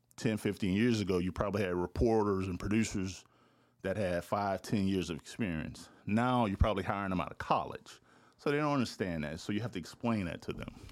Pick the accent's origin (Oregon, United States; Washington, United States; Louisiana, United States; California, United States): Louisiana, United States; moved away as an adult; also born or lived in Texas / Syracuse / Florida; I'm from Louisiana, but mo, uh, the first ten years of my career, I was barely in Louisiana.